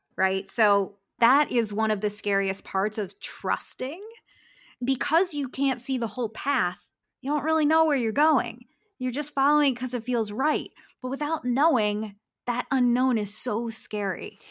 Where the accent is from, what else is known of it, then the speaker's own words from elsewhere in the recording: Philadelphia, Pennsylvania, United States; moved away as an adult; now in Los Angeles, United States; I'm from Philadelphia, moving to Los Angeles to be a graphic designer